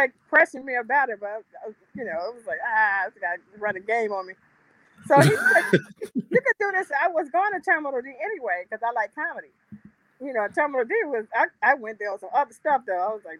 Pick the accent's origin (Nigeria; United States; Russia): United States; New Jersey; I'm from Jersey, so.